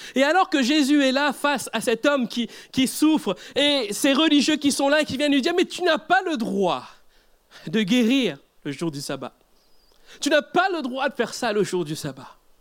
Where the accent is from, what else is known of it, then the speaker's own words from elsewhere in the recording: Mauritius; Je viens d'Afrique, mais d'un Afrique un peu plus à droite, c'est l'île Maurice